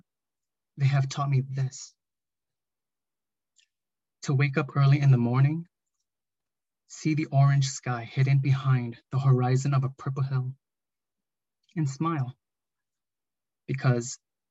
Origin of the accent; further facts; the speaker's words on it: Minnesota, United States; I am a Hmong American who was born and raised in Minnesota